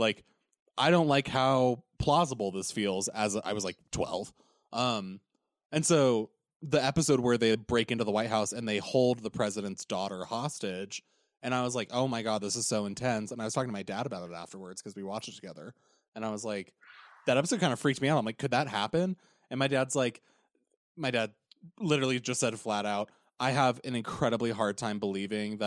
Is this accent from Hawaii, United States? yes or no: no; Oregon, United States; moved away as an adult; also born or lived in Orange County, California; Growing up in Oregon is me moving to Orange County